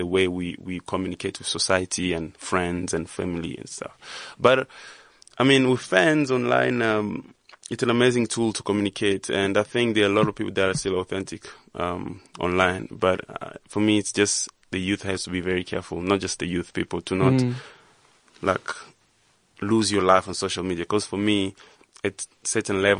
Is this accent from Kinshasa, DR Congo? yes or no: no; Goma, North Kivu, DR Congo; I grew up in a very small town called Goma.